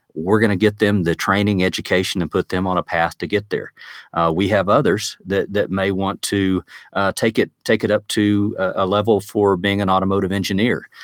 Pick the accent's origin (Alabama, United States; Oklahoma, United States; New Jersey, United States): Oklahoma, United States; Woodward; Woodward, Oklahoma, which is my hometown out in the northwest part of the state